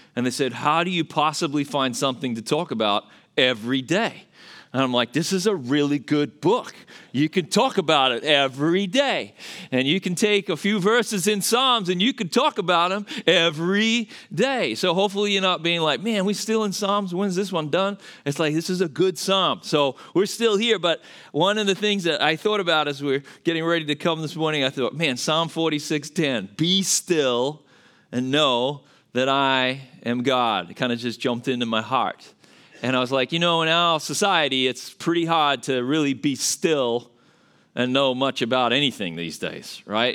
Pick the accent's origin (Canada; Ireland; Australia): Australia; accent: Australian; moved away as an adult; now in United States; I'm originally from Australia. That's where the accent's from